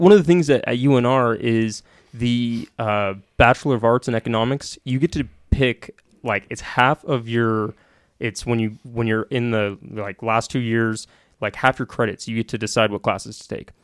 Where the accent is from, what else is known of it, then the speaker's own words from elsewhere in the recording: Sacramento, California, United States; also born or lived in Carmichael / Truckee; I'm from Sacramento